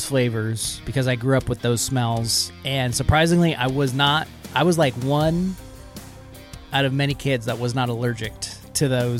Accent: Central Washington, United States; I grew up in Central Washington.

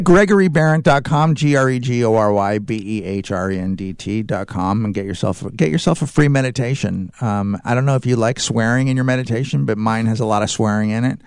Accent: California, United States; I'm from California

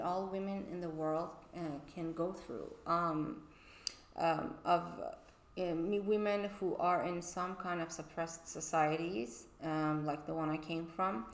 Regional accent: Tehran, Tehran Province, Iran; moved away as an adult; also born or lived in Boston; now in Los Angeles, United States; I moved from Tehran, Iran, 11 years ago to Boston. And in Iran, I wasn't allowed to study music academically

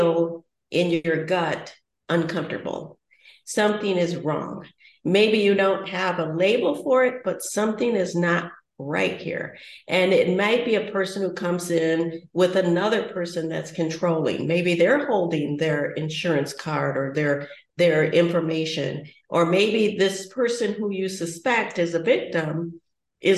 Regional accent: United States

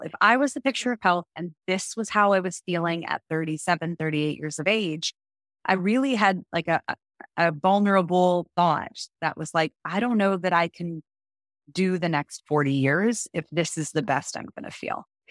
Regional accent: Canada; now in United States; I am a Canadian living in America.

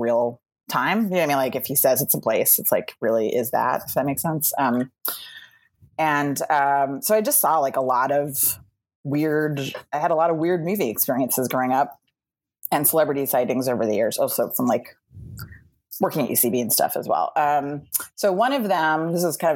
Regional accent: New York City, New York, United States; So I grew up in Soho. Which was interesting and weird. And, I grew up like in a loft downtown

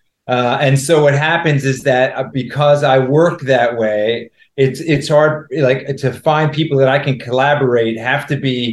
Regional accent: New York, United States; also born or lived in New Haven; I'm born and raised in New York. I'm still there, technically

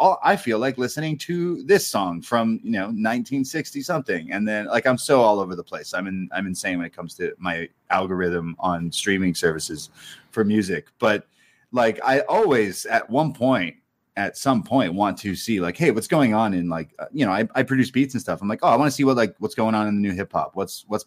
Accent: Toronto, Ontario, Canada; I'm from Toronto

